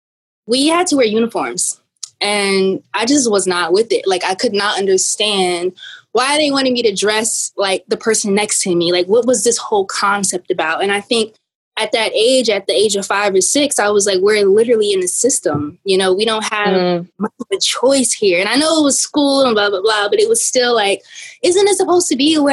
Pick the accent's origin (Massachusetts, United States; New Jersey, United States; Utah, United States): New Jersey, United States; East Orange; I'm from East Orange, New Jersey